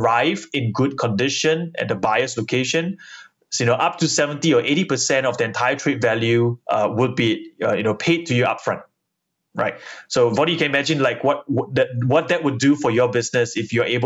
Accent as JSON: {"language": "English", "country": "Singapore", "said": "we're all Singaporeans"}